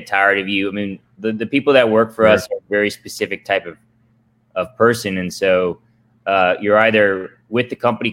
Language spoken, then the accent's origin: English; Atlanta, Georgia, United States; also born or lived in Tokyo, Japan; now in Austin, United States; I grew up in Atlanta, Peach State